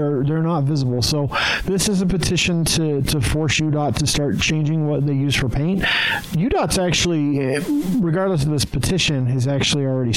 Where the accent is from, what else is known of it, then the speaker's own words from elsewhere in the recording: Wyoming, United States; now in Utah, United States; what I grew up with in Wyoming